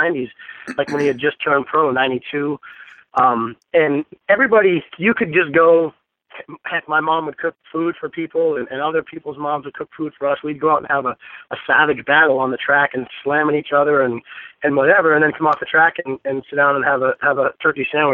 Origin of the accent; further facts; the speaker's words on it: Maine, United States; growing up in New England